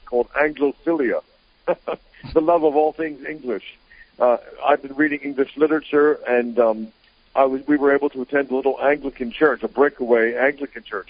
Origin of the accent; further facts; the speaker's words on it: United States; moved away as an adult; also born or lived in Greenville, South Carolina / England; I was brought up in America